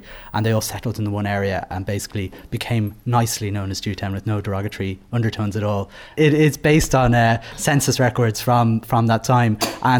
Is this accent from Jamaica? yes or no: no; Dublin, Leinster, Ireland; I was born in Dublin.